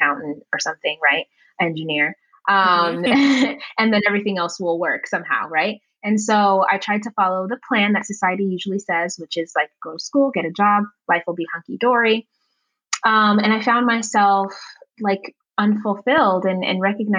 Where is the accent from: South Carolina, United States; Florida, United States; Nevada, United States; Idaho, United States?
Nevada, United States; Las Vegas; also born or lived in Uganda; I was born in Uganda and I was raised, you know, here in the States in Las Vegas